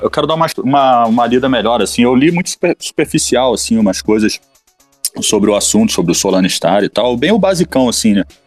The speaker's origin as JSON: {"language": "Portuguese", "country": "Brazil", "said": "sou do Brasil"}